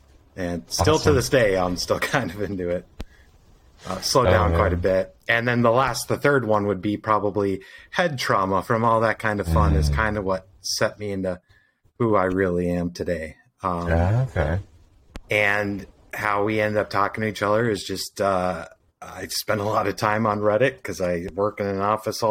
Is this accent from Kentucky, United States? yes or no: no; Minnesota, United States; also born or lived in Fort Myers, Florida; I'm from Minnesota. I was born in Minnesota, but then I spent some time in the late 90s living in Fort Myers, Florida as a child, and then came back here 5 years later and spent the rest of my life since then here in Minnesota